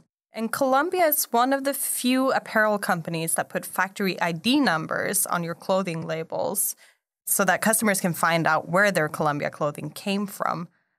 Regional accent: Sweden; now in Taiwan; I'm from Sweden originally, and on an island east of Sweden

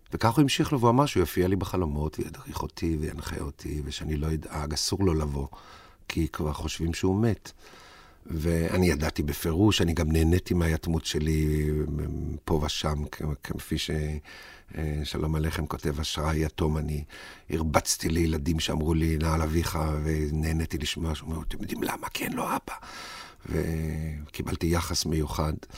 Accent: Tel Aviv, Tel Aviv District, Israel; נולדתי בתל אביב

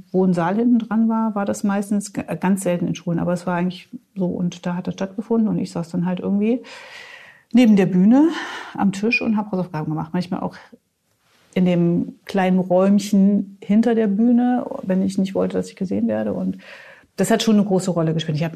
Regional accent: Gotha, Thuringia, Germany; Ich bin in Gotha aufgewachsen, in Thüringen, also da auch.

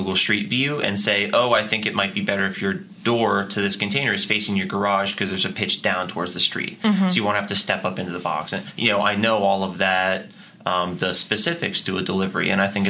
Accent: Grafton, Massachusetts, United States; So I grew up in Grafton. I've always been kind of a part of this Worcester community. I live in Worcester now. I have for the last 6 years.

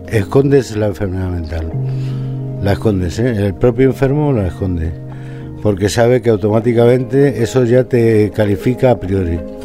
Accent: León, Castile and León, Spain; now in Valladolid, Spain; nací en León

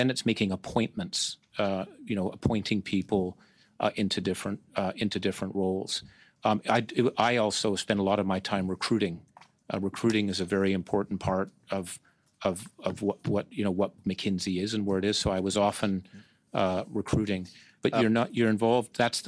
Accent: Canada; moved away; also born or lived in New York / Hong Kong; I love Canada. I'm from Canada.

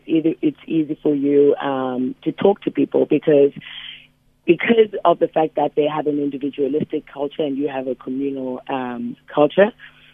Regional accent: Cape Town, Western Cape, South Africa; now in New York, United States; My background, I grew up in Khayelitsha Township in Cape Town, which obviously most people know.

